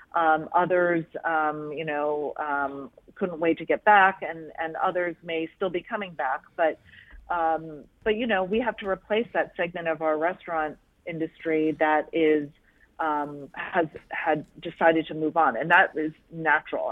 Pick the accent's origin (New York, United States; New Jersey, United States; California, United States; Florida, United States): New Jersey, United States; Monmouth County; moved away as an adult; now in Philadelphia, United States; my hometown in Monmouth County, New Jersey